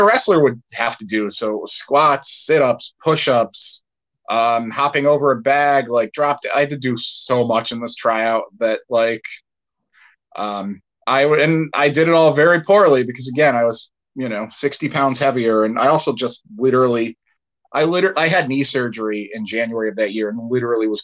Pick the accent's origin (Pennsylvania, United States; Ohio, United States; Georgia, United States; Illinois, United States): Pennsylvania, United States; Dunmore; I'm originally from Dunmore, which is, like, near Scranton